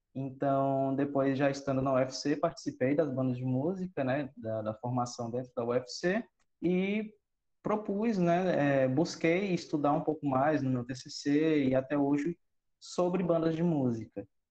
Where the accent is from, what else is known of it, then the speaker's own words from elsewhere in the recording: Cruz, Ceará, Brazil; also born or lived in São Paulo; eu não sou cearense, sou paulista, mas a minha família é toda cearense, então eu me considero cearense de sangue. E eu cheguei aqui no Ceará em 2000, mais ou menos com seis anos